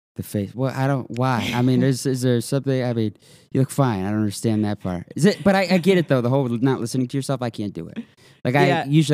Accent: South Elgin, Illinois, United States; South Elgin. So just down the street. I'm trying to get the hell out. I mean, I've been here my whole life.

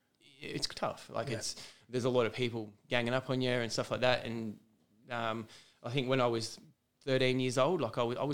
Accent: Junee, New South Wales, Australia; moved away as an adult; now in Dubbo, Australia; born and bred in Junee. So hour and a half or so from Tumut, half hour from Wagga Wagga.

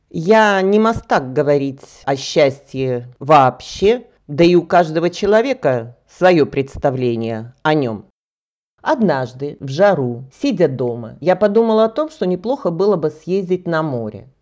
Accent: Russia; now in Bulgaria; я российская гражданка

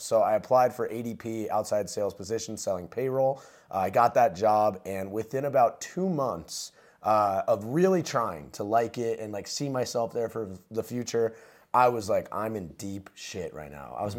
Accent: New Jersey, United States; I grew up in New Jersey um, to a middle class family

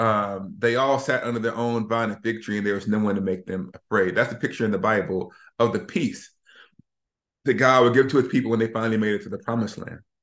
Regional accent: Alabama, United States; we're from Alabama

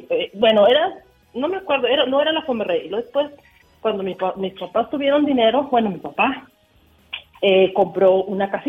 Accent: Huejuquilla, Jalisco, Mexico; now in Monterrey, Mexico; Del área área de Huejuquilla, el Alto Jalisco.

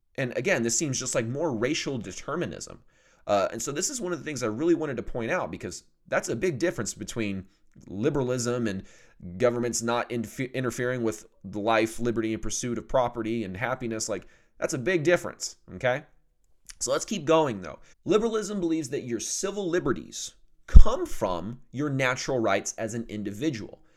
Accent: the South, United States; also born or lived in Oklahoma; I'm from the South

